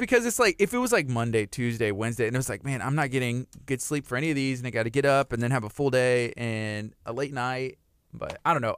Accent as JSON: {"language": "English", "town": "La Marque", "region": "Texas", "country": "United States", "tie": "born or raised there", "said": "I grew up right here in Lamarck, Texas"}